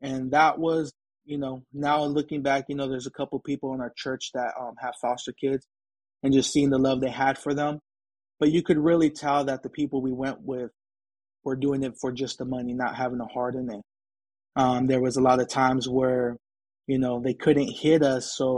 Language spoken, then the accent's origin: English; San Diego, California, United States; also born or lived in Brawley, California; I was raised in San Diego